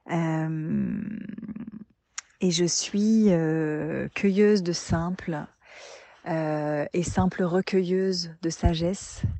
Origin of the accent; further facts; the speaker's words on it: Normandy, France; born there; Alors je suis …, je suis née en Normandie, littéralement euh, terre des hommes du Nord.